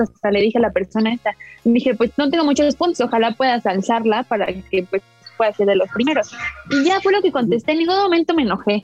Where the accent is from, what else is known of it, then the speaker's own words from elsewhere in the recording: Mexico City, Mexico; nací y en vivo en la Ciudad de México